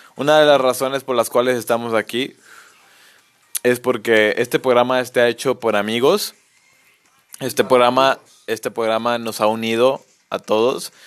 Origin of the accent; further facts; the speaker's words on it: Mexico; somos mexicanos